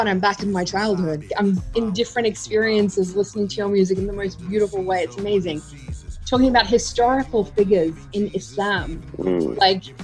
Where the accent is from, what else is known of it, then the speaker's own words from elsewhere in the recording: Australia; growing up in Australia, around the time of 9/11